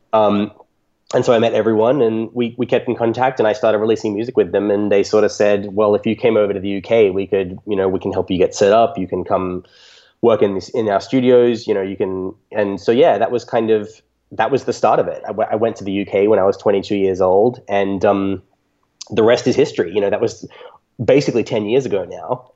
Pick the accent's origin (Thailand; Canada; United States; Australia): Australia; nice private school in, in my hometown in Australia.